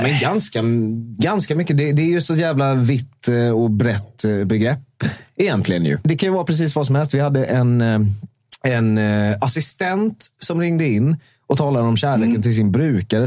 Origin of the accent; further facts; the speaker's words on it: Småland, Sweden; jag är också från Småland